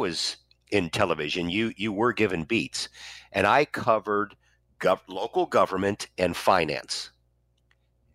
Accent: St. Louis, Missouri, United States; also born or lived in Wichita, Kansas; my hometown of St. Louis came calling in 1989, and I came home

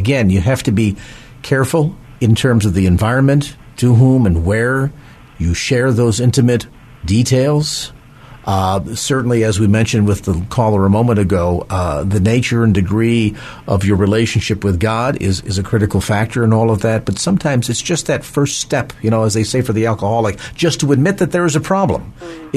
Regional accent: South San Francisco, California, United States; South San Francisco, my hometown.

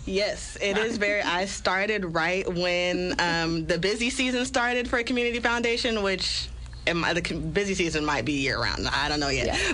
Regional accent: Springfield, Illinois, United States; I am born and raised in Springfield, Illinois

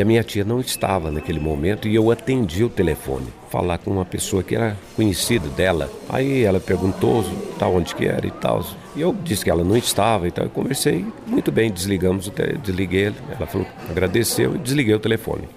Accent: São Paulo, Brazil; moved away as an adult; also born or lived in Goiás; eu sou paulistano, né? Nasci na cidade de São Paulo. E eu, e, e eu morava na periferia

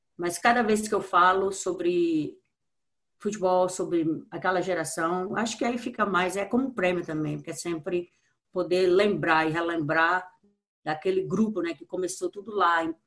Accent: Brazil; sou brasileira, amo meu país

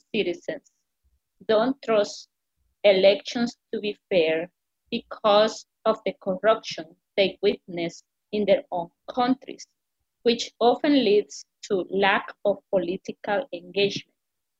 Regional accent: El Salvador; now in New York, United States; I am from New York, originally from El Salvador, Central America.

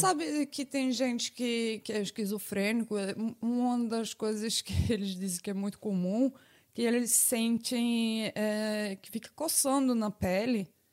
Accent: Northeast Region, Brazil; eu sou do Nordeste

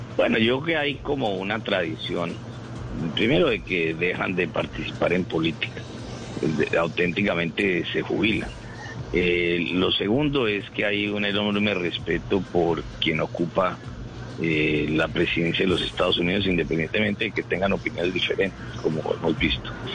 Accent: Colombia; como todos los colombianos

